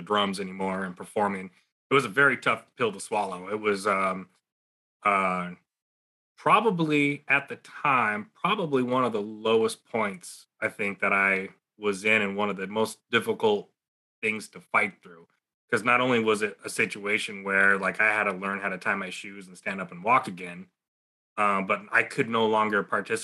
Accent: San Jose, California, United States; also born or lived in Texas; I was actually born in Texas, but I was raised in San Jose, California

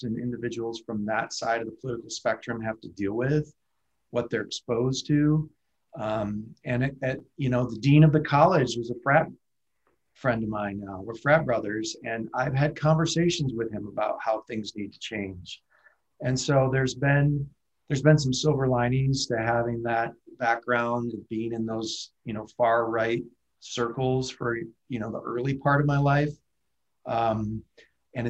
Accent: Stockbridge, Michigan, United States; moved away as an adult; now in Denver, United States; I grew up down here, down in the southern Michigan, small town, Stockbridge, real rural, you know, one blinking red light community.

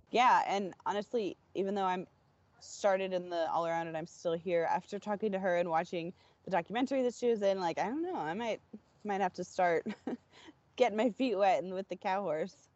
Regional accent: Florida, United States; I'm from Florida

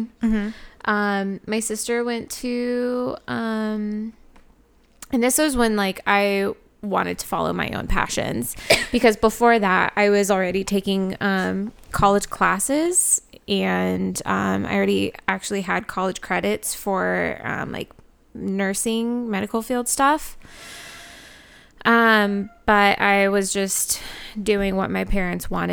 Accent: United States; I'm born and raised in America

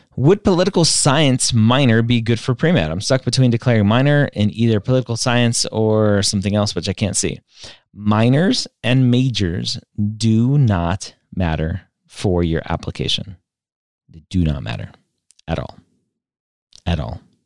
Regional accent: Southern California, United States; I am from Southern California

